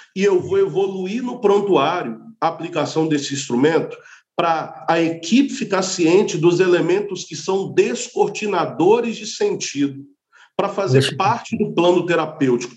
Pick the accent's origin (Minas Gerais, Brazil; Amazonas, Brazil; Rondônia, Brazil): Minas Gerais, Brazil; Montes Claros; moved away as an adult; now in Rio de Janeiro, Brazil; Sou de Montes Claros, norte de Minas, terra de Darcy uhum. Ribeiro